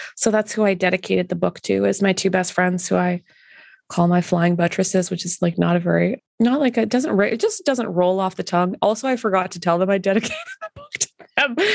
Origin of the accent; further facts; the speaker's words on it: Canada; being Canadian